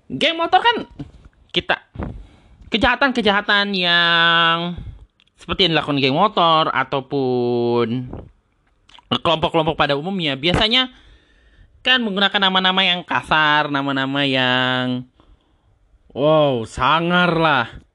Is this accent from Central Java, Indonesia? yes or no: no; Tangerang, Banten, Indonesia; Dan ini kebetulan saja terjadi di daerah gua, lebih tepatnya di Jati Uwung.